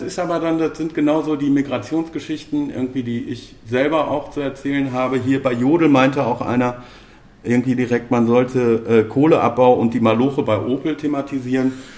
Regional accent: Bochum, North Rhine-Westphalia, Germany; beide Urgesteine Bochumer

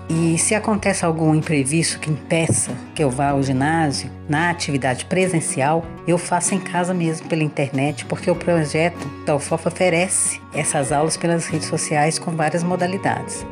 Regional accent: Ouro Preto, Minas Gerais, Brazil; sou de Ouro Preto, tenho 41 anos

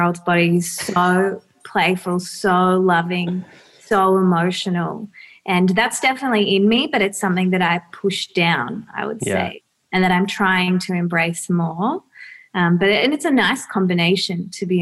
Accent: Melbourne, Victoria, Australia; also born or lived in Bentleigh, Melbourne; East Brighton when I was 4

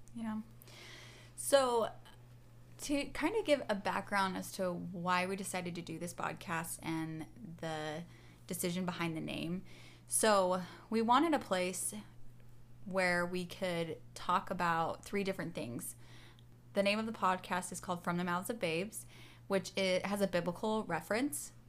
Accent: Seattle, Washington, United States; I'm from Seattle, Washington, and I live there with my husband Luke

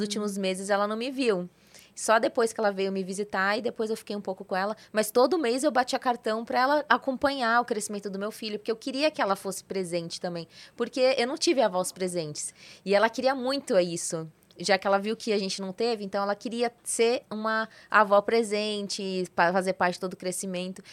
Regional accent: São Paulo, Brazil; moved away as an adult; also born or lived in Santa Catarina; Na verdade eu sou de São Paulo, sou paulista

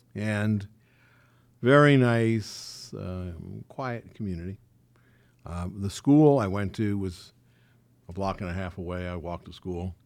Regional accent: New York City, New York, United States; moved away as an adult; also born or lived in Valley Stream, Long Island; now in Beverly Hills, United States; I grew up in Forest Hills.

